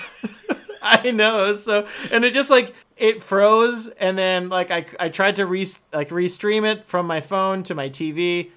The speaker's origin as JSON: {"language": "English", "country": "Canada", "said": "I'm white, I'm Canadian"}